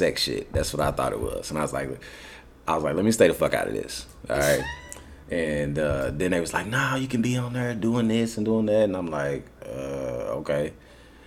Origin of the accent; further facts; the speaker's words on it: Tulsa, Oklahoma, United States; I'm from Tulsa, Oklahoma